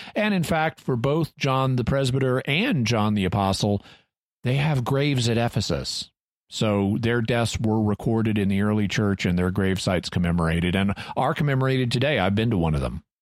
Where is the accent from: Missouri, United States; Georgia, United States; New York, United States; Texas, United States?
Missouri, United States; Branson; I grew up near Branson, Missouri